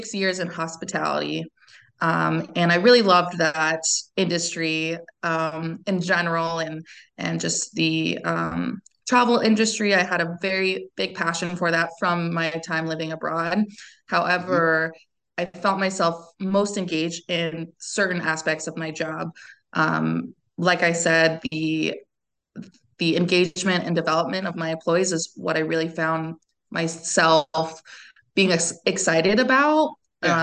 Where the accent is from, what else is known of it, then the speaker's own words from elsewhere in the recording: California, United States; moved away as an adult; also born or lived in France; I'm from California originally, born and raised